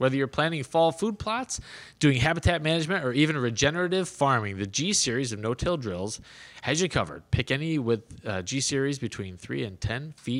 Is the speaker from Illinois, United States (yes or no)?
yes; Chicago, Illinois, United States; I grew up in Chicagoland